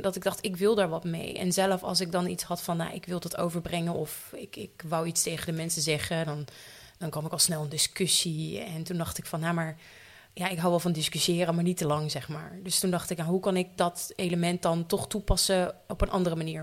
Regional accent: Leeuwarden, Friesland, Netherlands; Ik ben 28 jaar en ik kom uit Leeuwarden

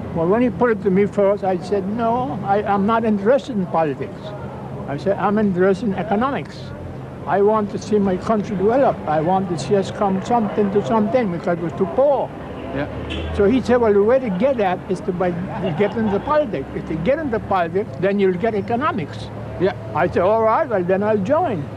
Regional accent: East End, British Virgin Islands; I was born in East End.

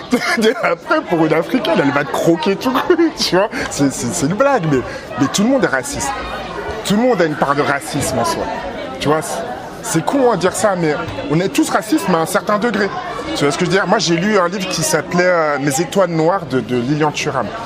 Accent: Benin; moi je viens du royaume du Dahomey, et c'est l'un des rares royaumes où à un moment ils ont dit, mais en fait, il faut pas faire ça

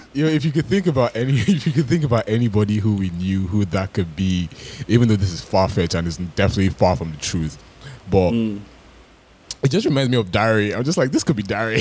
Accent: Toronto, Ontario, Canada

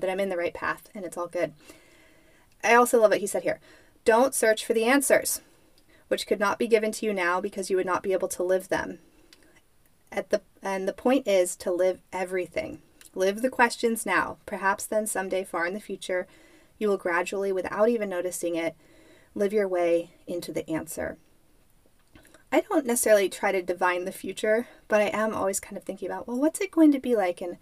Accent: United States; moved away; My hometown, Lake Tahoe

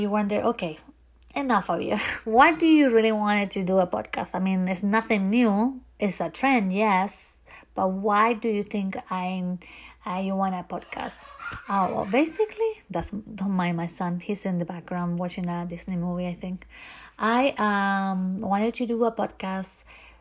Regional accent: Chile; English is a second language; moved away as an adult; now in Key West, United States; I originally from another country, which is Chile, a country that I love so, so very much. And my first language is not English

